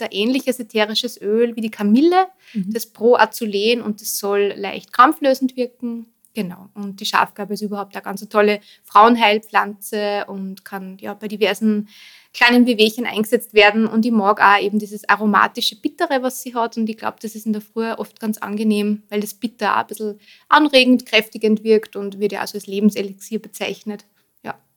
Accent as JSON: {"language": "German", "country": "Austria", "tie": "born or raised there", "also_born_or_lived": "Vienna", "said": "dazwischen waren ähm, dann doch 14 Jahre Wien, bevor ich eben wieder in meinen Heimatort zurückgezogen bin."}